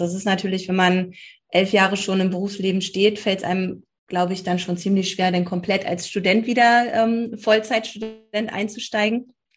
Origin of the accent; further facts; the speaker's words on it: Berlin, Germany; Bin äh, auch gebürtige Berlinerin